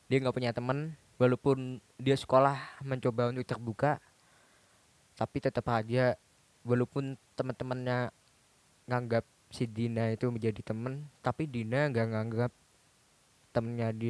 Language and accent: Indonesian; Solo, Central Java, Indonesia; Gue balik lagi ke tempat asal gue yang asli. Jadi gue jarang ke Solo udah dua tahun kali setelah gue 8 tahun itu gue udah nggak kembali ke Solo lagi selama dua tahun